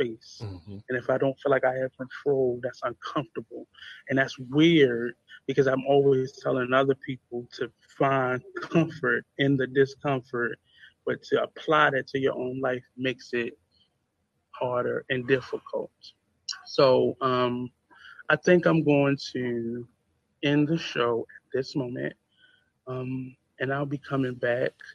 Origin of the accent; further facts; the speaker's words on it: United States; being an American